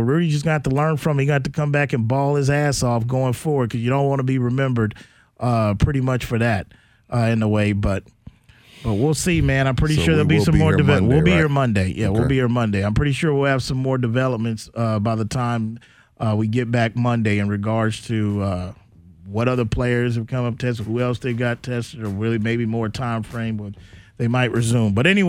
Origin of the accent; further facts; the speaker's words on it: San Antonio, Texas, United States; I'm from San Antonio.